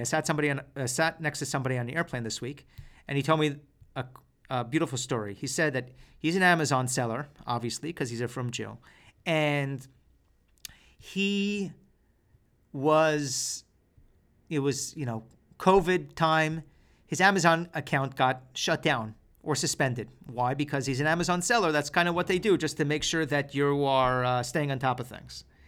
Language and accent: English; Seattle, Washington, United States; that's my hometown